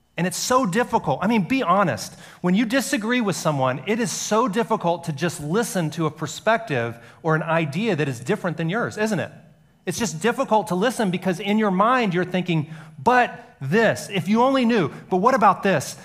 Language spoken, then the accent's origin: English; Alabama, United States; growing up in Alabama and a lot of the history was, was hidden from us